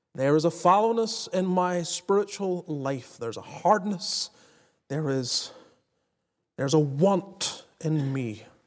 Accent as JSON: {"language": "English", "region": "Northern Ireland", "country": "United Kingdom", "tie": "born or raised there", "also_born_or_lived": "the American South", "moved": "yes", "lives_now": "Southern United States", "said": "growing up in Northern Ireland until I moved to the south"}